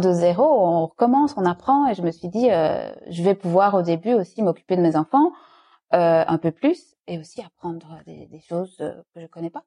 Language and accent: French; Liège, Wallonia, Belgium; first language French; moved away as an adult; also born or lived in Brussels, Belgium; now in Dubai, United Arab Emirates; je suis francophone de Belgique, je ne suis pas française, euh, de Liège plus exactement